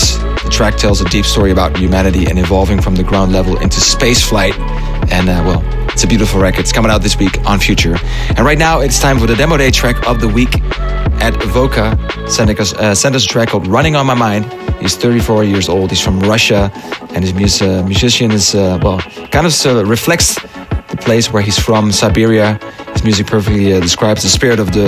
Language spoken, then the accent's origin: English; Netherlands; the Netherlands, I should say, my home country